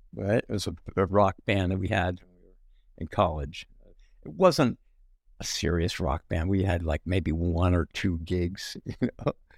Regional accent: New Jersey, United States; we grew up in New Jersey

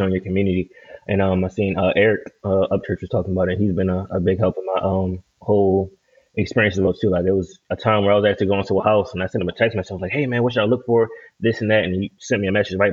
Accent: Baltimore, Maryland, United States; moved away; I'm from Baltimore City.

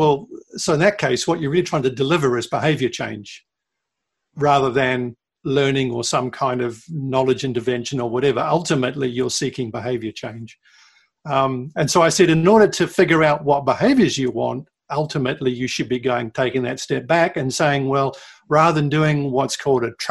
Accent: New Zealand; moved away; my home country of New Zealand

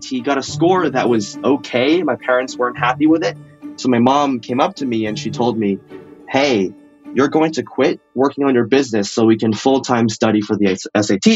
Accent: Bay Area, California, United States; I grew up in the Bay Area.

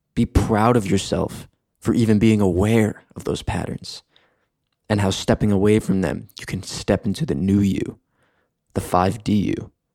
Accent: New York, United States; moved away as an adult; also born or lived in Michigan; now in Los Angeles, United States; I grew up in New York on the East Coast.

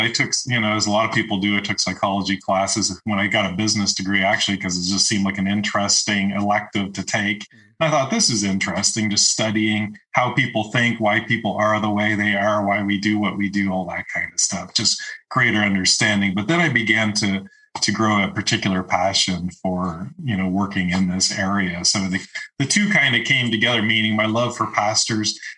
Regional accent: Eastern Canada, Canada; now in Marble, United States; I grew up in Eastern Canada

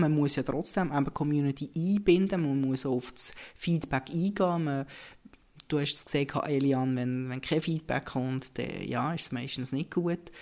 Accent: Bern, Switzerland; accent: Bernese German; Als Berner kann ich sagen

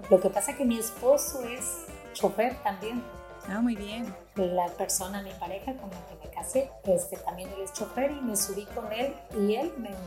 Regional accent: Nayarit, Mexico; now in Tijuana, Mexico; Soy de Nayarit.

